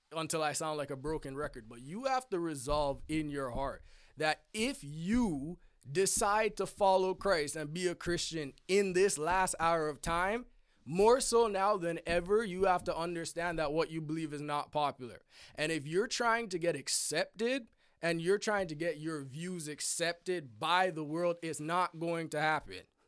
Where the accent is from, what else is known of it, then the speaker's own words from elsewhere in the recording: Canada; I'm Canadian, not American